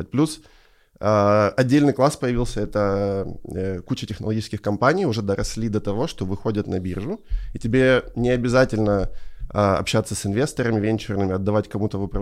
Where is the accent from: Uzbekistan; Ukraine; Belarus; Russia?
Ukraine; и не надо скрывать, что мы из Украины